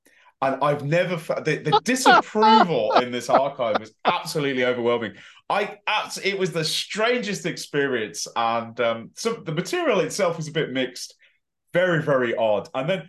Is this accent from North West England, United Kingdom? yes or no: no; West Midlands, United Kingdom; accent: West Midlands; my West Midlands accent was a lot stronger. So it did that, and it's always stronger over telephone too.